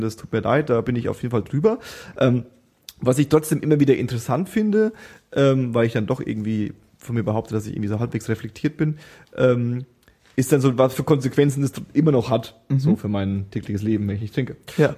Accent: Franconia, Bavaria, Germany; now in Berlin, Germany; wo ich herkomme, aus Franken

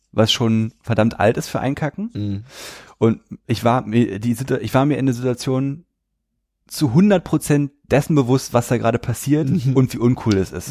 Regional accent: the East, eastern Germany, Germany; Ich komme aus dem Osten

